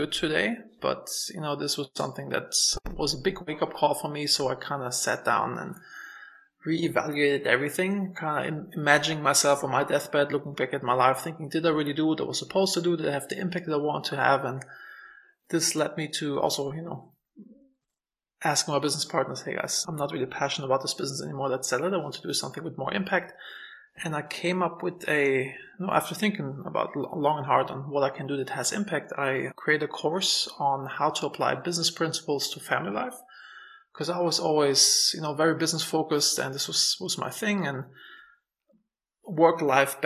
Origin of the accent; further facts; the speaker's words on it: Germany; moved away as an adult; I'm originally from Germany